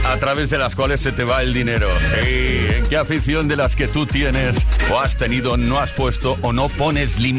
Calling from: Seville, Andalusia, Spain; Hola, buenas tardes, Tony. … de Sevilla.

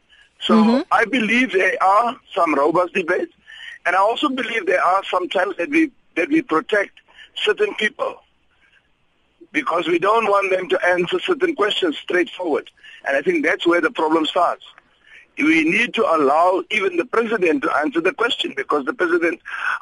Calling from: Upington, Northern Cape, South Africa; Good morning. Yes, I'm calling from Upington.

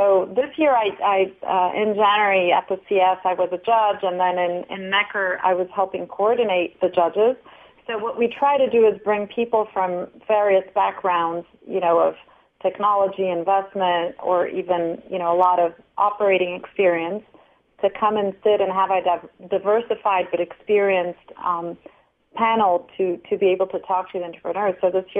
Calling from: São Paulo, Brazil; I'm in Sao Paulo right now.

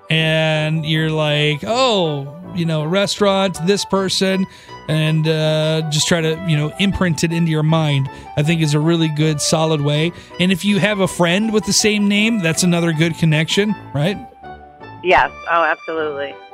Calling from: Niles, Michigan, United States; I'm … from Niles, and I'm the smartest person awake.

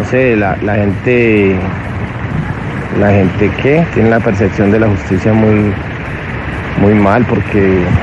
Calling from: Bogotá, Colombia; Soy de Rubio, de aquí de Bogotá.

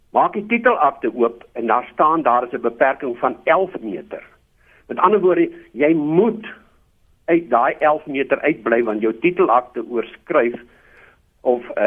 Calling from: Roodepoort, Gauteng, South Africa; Ek is hier van Rodepoort.

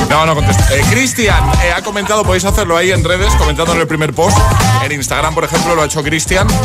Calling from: Palma de Mallorca, Balearic Islands, Spain; Buenos días … de Palma de Mallorca.

